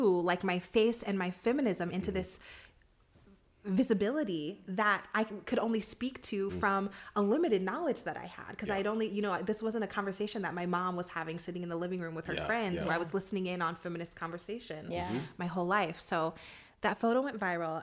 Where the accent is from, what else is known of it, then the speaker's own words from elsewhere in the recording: Ohio, United States; moved away as an adult; also born or lived in New York City / Washington, D.C.; growing up in Midwest Ohio